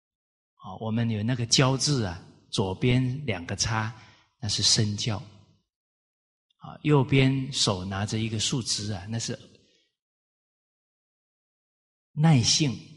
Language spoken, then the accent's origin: Chinese; Kaohsiung, Taiwan; 我小时候也是在高雄市长大，啊，在一个大都会里面